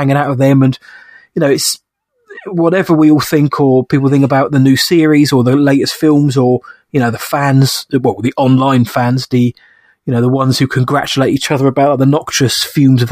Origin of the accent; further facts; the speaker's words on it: United Kingdom; being British